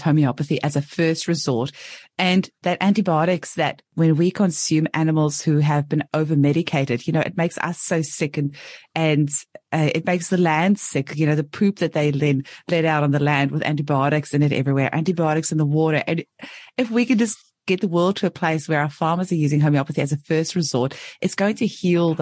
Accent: South Africa; now in Australia; I'm from South Africa originally

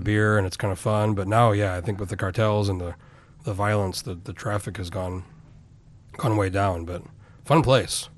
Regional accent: Albuquerque, New Mexico, United States; moved away; I grew up in Albuquerque

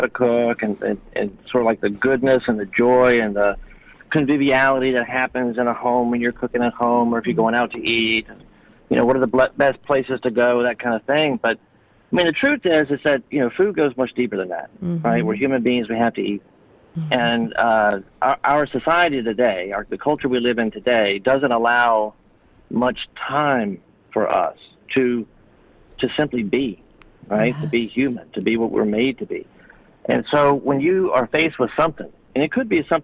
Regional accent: United States; we're American

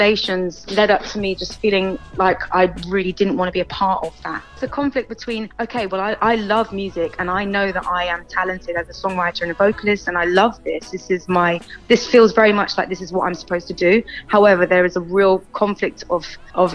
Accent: Bristol, South West England, United Kingdom; I am a born and bred Bristolian. I grew up in St. Paul's.

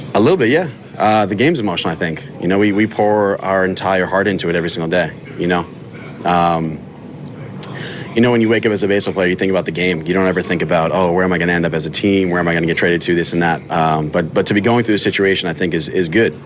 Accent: New York City, New York, United States; growing up in Manhattan, family lives in Bronxville

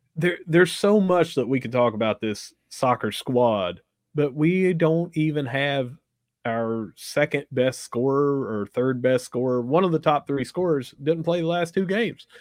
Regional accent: Gilbert, West Virginia, United States; growing up where I grew up in Gilbert, if you played soccer, you probably got beat up

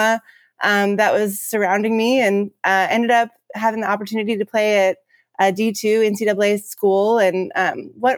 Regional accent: Pacific Northwest, west side of Washington State, United States; I'm from the Pacific Northwest and, on the west side of Washington State

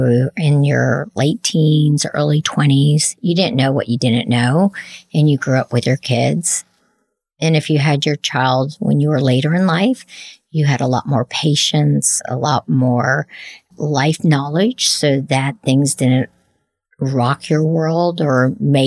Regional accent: New Jersey, United States; now in Lexington, United States; you can take me out of Jersey, but you can't take Jersey out of the girl

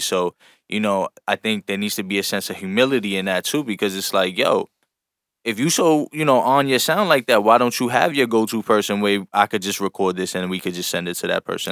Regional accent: New York, United States; we come from New York

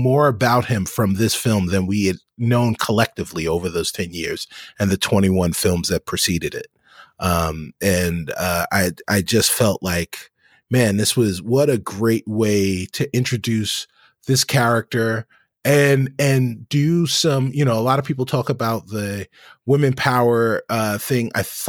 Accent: New York, United States; As if those of you don't know, I am a New Yorker born and bred, and bleed New York teams.

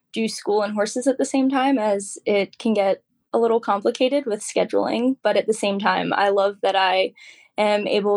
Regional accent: Virginia, United States; also born or lived in Kentucky; now in Reddick, Florida, United States; I'm originally from Virginia. I am based in Reddick, Florida

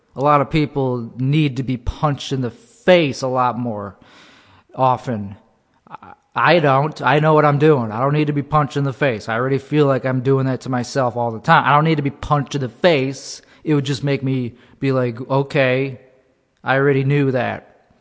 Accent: Buffalo Grove, Illinois, United States; Buffalo Grove

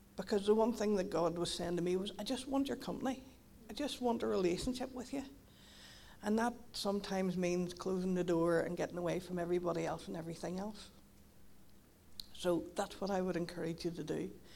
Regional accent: Donaghadee, Northern Ireland, United Kingdom; moved away as an adult; now in Carrickfergus, United Kingdom; I'm from Donaghadee, but I, I moved to Carrick thirteen years ago

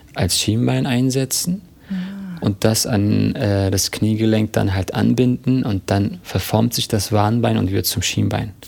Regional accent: Berlin, Germany; Und ich bin hier in Berlin geboren

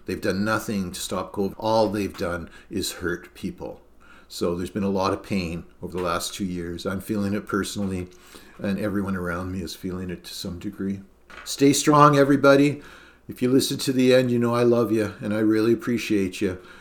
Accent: Canada; also born or lived in Norfolk County, Ontario; as a Canadian, even though I am a Canadian citizen

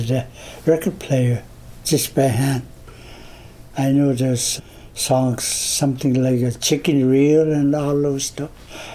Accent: Sperry River, south of Cambridge Bay, Nunavut, Canada; also born or lived in Tuktoyaktuk; I come from the Sperry River. That's in 200 miles south of Cambridge Bay. There was outpost camp and trap line, trapping areas

